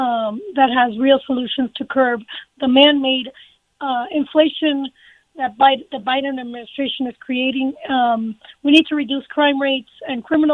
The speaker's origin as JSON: {"language": "English", "town": "Miami", "region": "Florida", "country": "United States", "moved": "as an adult", "lives_now": "Colorado, United States", "said": "I am originally from Miami, Florida. I moved out here 30 years ago."}